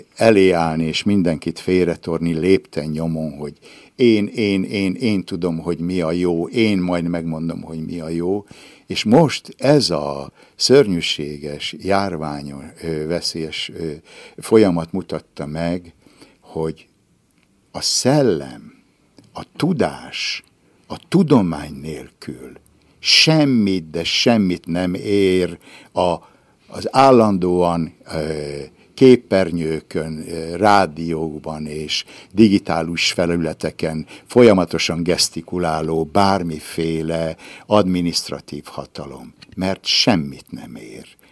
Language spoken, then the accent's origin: Hungarian; Ibrány, Szabolcs-Szatmár-Bereg, Hungary; moved away; a szülőházam még mindig áll, ez az Adi Endre utca 34-es szám, ott Ibrányban, és én abban a házban születtem